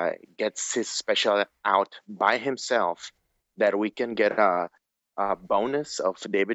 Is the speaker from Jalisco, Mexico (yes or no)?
no; Tijuana, Baja California, Mexico; I'm from Tijuana.